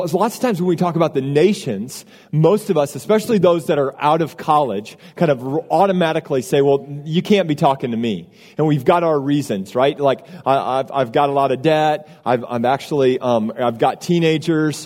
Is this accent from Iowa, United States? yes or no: yes; Iowa, United States; moved away as an adult; now in Austin, United States; I grew up in a small town in Iowa